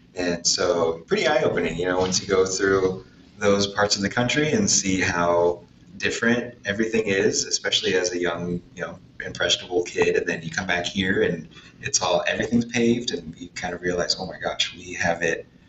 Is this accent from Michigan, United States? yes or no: no; Corvallis, Oregon, United States; I grew up in Corvallis